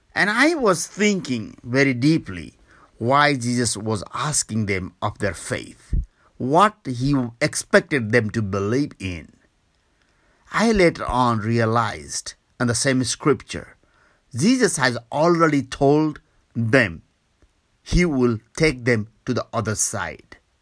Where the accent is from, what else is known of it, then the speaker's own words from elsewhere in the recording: Nepal; also born or lived in Kathmandu, Nepal; from Nepal.